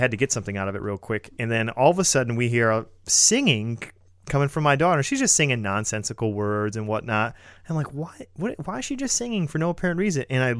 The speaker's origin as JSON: {"language": "English", "town": "Lapeer", "region": "Michigan", "country": "United States", "tie": "born or raised there", "said": "But I remember growing up in Lapeer, Michigan. I mean, there's nothing out in Lapeer."}